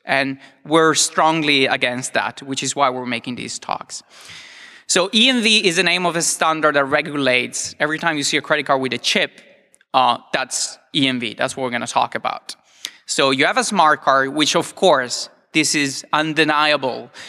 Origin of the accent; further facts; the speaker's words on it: Italy; I'm from Italy